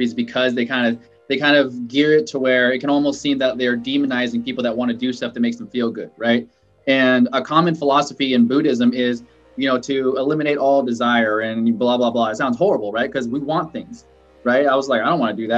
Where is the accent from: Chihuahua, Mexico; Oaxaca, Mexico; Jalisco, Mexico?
Chihuahua, Mexico; Ciudad Juárez; moved away; I'm a Mexican immigrant. I was born in Juarez in Mexico